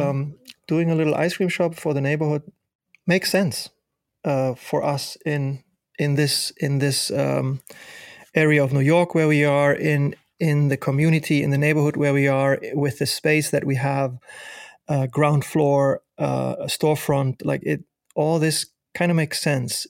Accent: Germany; moved away as an adult; now in United States; me growing up in Germany

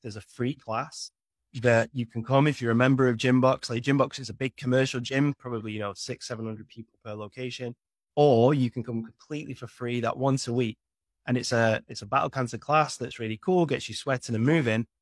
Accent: United Kingdom; imagine being British

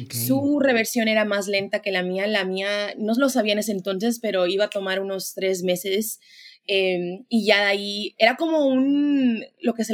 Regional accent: Mexico; como muchos mexicanos, eh, yo crecí como en, el movimiento carismático, ¿no?

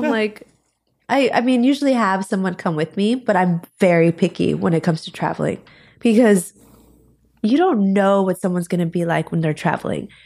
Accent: Florida, United States; I'm from Florida.

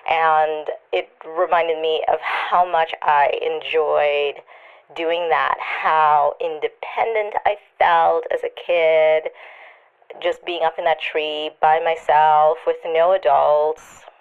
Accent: Trinidad & Tobago; it reminded me a lot of growing up in Trinidad when I was a kid, I used to climb up into my grandmother's cherry tree.

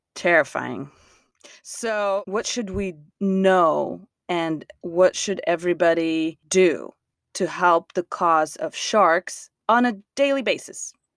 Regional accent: Moscow, Russia; now in United States; I lived, I grew up in Russia

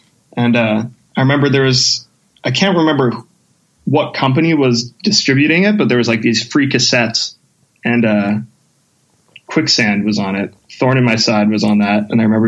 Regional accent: St. Albert, Alberta, Canada; I grew up in St. Albert, which was like at the time, it wasn't too big. It was a pretty small town kind of feel, but I mean, it's pretty much attached to Edmonton.

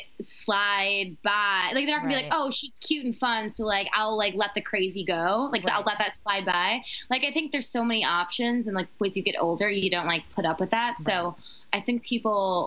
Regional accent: Wisconsin, United States; I'm from Wisconsin, and you know my family, all my cousins my age are married.

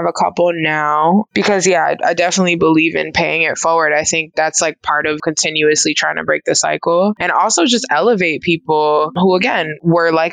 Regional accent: New York City, New York, United States; I'm originally from New York City, born and raised there, and I ended up going to college there as well

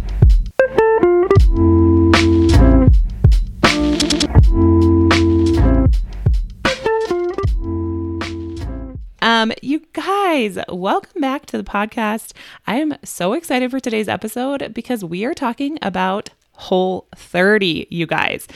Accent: Midwest, United States; We're from the Midwest, but we also say y'all

